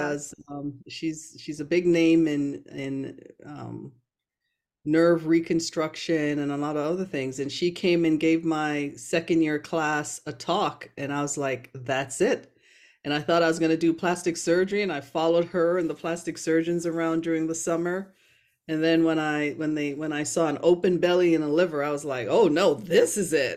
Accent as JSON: {"language": "English", "town": "Brooklyn", "region": "New York", "country": "United States", "tie": "born or raised there", "also_born_or_lived": "Jamaica", "accent": "Americanized", "said": "grew up after immigrating to the U S with my family in Brooklyn, New York."}